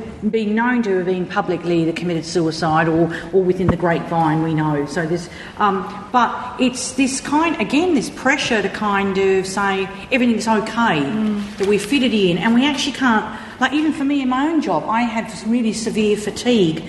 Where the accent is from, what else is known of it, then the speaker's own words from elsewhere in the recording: Australia; I come from Australia